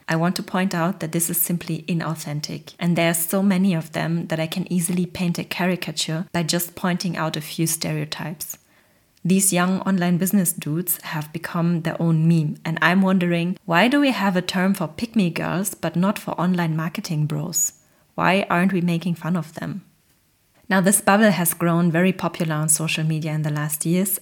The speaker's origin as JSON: {"language": "English", "country": "Germany", "tie": "born or raised there", "said": "I come from a very humble Polish immigrant family and I grew up in Germany."}